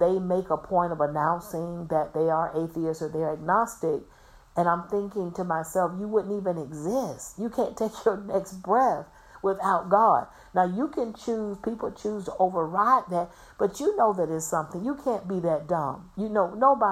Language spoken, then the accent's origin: English; Florida, United States; I'm from Florida. I was born and raised in Florida